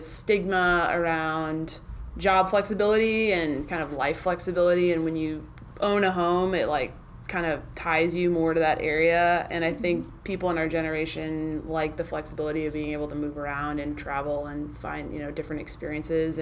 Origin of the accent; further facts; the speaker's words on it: St. Louis, Missouri, United States; moved away as an adult; also born or lived in Southeast US / Texas; now in Orange County, United States; St. Louis, Missouri, which is where I'm from